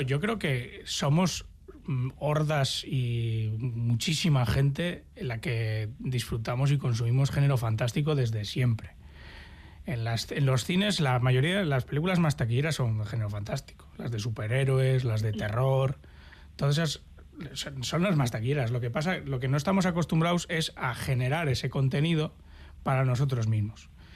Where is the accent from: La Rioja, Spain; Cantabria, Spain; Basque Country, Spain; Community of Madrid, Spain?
Basque Country, Spain; esa naturaleza a la que tan asiduos somos los, los vascos y vascas